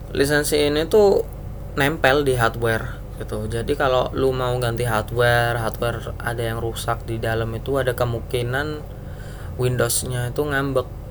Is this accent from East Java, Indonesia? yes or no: yes; Surabaya, East Java, Indonesia; saya kan orang Surabaya